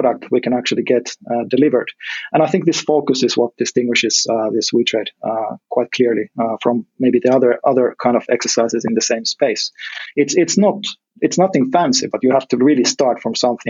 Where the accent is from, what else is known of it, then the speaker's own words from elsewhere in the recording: Finland; my home country, Finland